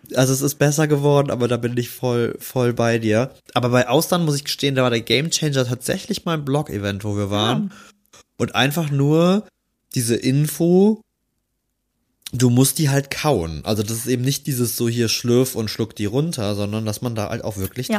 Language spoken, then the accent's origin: German; Rhineland, Germany; als Rheinländer